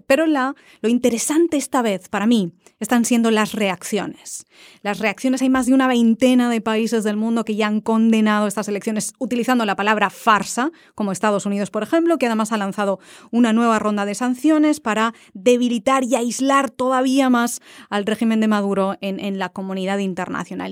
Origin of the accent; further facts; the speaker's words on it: Valencia, Valencian Community, Spain; now in Washington, United States; Yo soy de Valencia